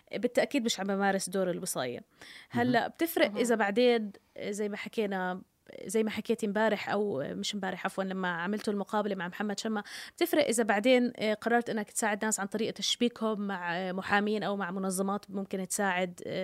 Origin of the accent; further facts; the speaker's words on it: Jordan; انا مواطنه اردنيه